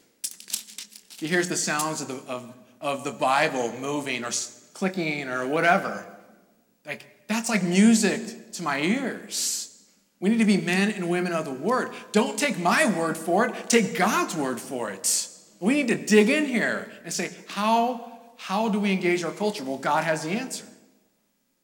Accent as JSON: {"language": "English", "region": "California", "country": "United States", "moved": "yes", "lives_now": "New England, United States", "said": "I'm from California"}